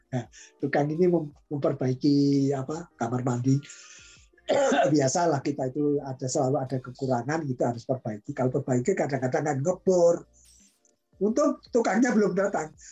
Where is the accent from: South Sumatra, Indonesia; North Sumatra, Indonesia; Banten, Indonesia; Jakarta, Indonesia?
Banten, Indonesia; Wah nanti kalau sukunya, saya kan dari Banten ini.